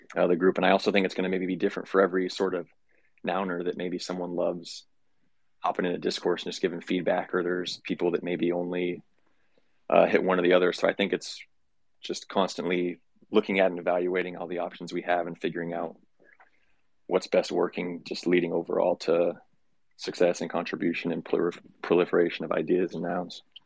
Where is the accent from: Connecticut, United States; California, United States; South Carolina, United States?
California, United States; moved away; I grew up in California. I'm not there now